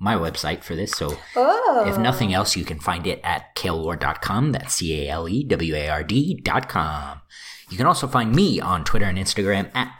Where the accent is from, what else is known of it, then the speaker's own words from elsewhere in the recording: Texas, United States; I'm proud to be from Texas because that's where I came from.